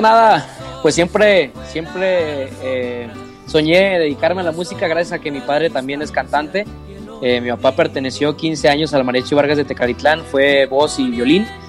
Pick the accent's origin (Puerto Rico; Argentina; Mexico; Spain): Mexico; cuando regresamos acá a mi tierra, México